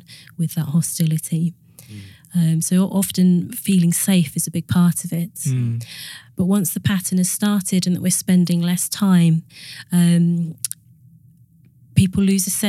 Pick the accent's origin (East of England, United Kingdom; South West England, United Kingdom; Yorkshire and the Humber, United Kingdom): East of England, United Kingdom; Suffolk, East Anglia; moved away as an adult; also born or lived in Manchester; I grew up in Suffolk, in East Anglia, near Thetford Forest